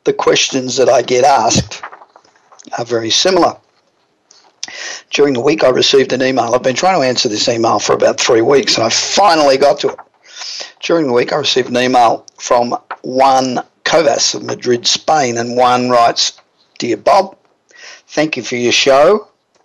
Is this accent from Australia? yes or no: yes; Australia; accent: Australian; even with my Australian accent